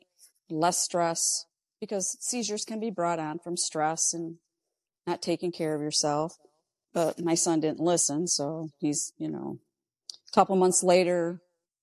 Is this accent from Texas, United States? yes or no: no; Ogdensburg, New York, United States; I'm a lifelong New Yorker, born and raised in Ogdensburg